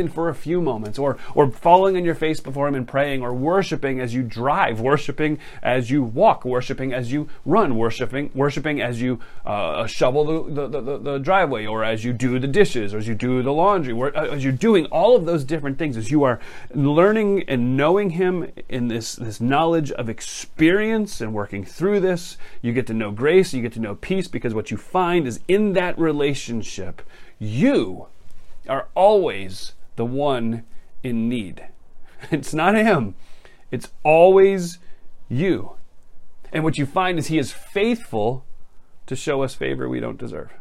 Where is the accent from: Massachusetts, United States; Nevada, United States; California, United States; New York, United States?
Massachusetts, United States; I grew up in Massachusetts